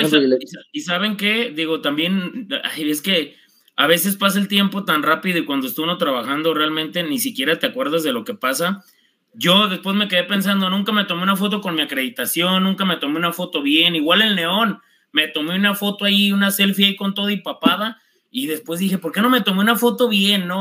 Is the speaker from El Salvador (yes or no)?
no; Zapotlanejo, Jalisco, Mexico; soy de Zapotlanejo